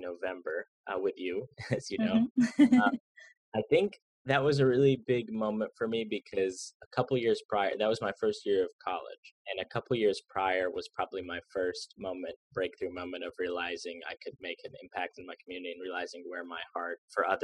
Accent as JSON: {"language": "English", "town": "Jacksonville", "region": "Florida", "country": "United States", "tie": "born or raised there", "said": "There were other schools in my hometown of Jacksonville"}